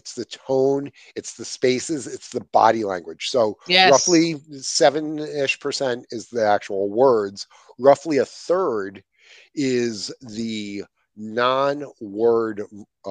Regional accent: Ireland; So see, I actually have a natural advantage because I'm Irish and nothing offends us.

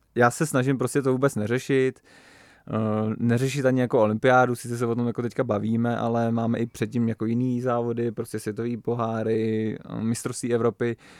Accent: Nymburk, Central Bohemian Region, Czechia; my máme vlastně nimburský grupeto a jezdíme prostě takhle kluci z toho Nimburka

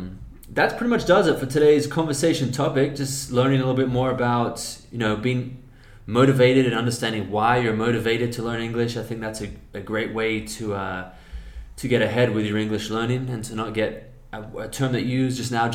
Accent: Australia; accent: Australian; a lot of people have commented on me, for example, because my I've kind of neutralized my Australian accent here.

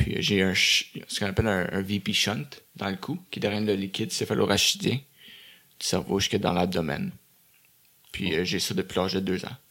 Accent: Beaconsfield, Quebec, Canada; also born or lived in Dorval; Après ça, on a déménagé à Beaconsfield. OK. Euh, dans l'ouest de l'île. Puis j'ai grandi là-bas jusqu'à 20 ans

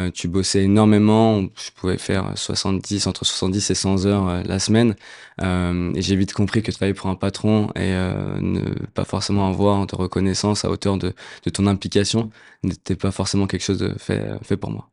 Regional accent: Puteaux, Île-de-France, France; j'ai grandi à Puto, ville dans laquelle j'ai passé 25 mes premières 25 années.

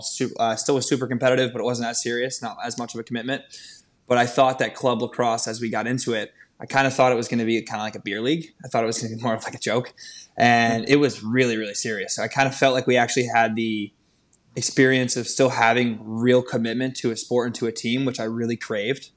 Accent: Wilton, Connecticut, United States; I grew up in Wilton, Connecticut.

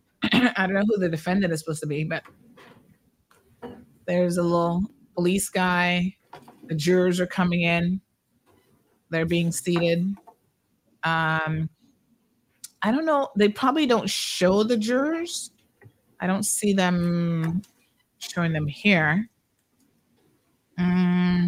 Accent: United States; moved away as an adult; now in United Kingdom; having grown up in America

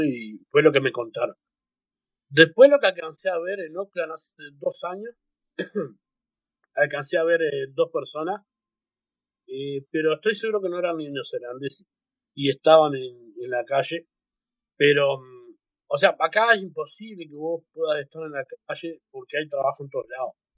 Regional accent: Uruguay; moved away as an adult; now in New Zealand; Uruguay, porque es mi tierra y yo amo Uruguay también

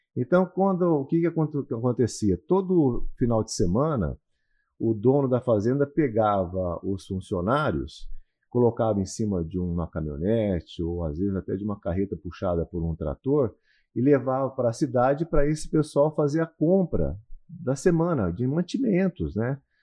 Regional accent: Cornélio Procópio, Paraná, Brazil; moved away; eu sou do interior do Paraná, sou de uma cidade chamada Cornélio Procópio. É uma cidade que hoje deve ter aproximadamente 50, 60 mil habitantes mas na minha época, na minha infância

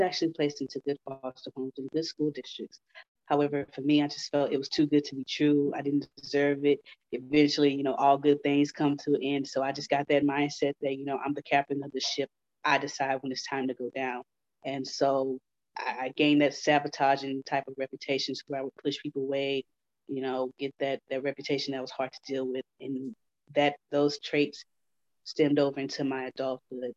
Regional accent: Houston, Texas, United States; I grew up in Houston

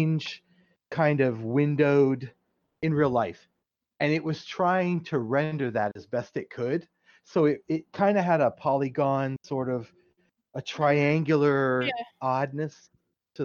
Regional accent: near Cleveland, Ohio, United States; now in South Florida, United States; It's near Cleveland. It's about 30 miles south of Cleveland

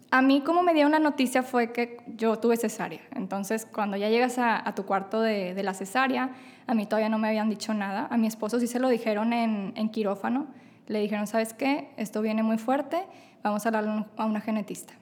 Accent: Monterrey, Nuevo León, Mexico; soy de Monterrey, Nuevo León

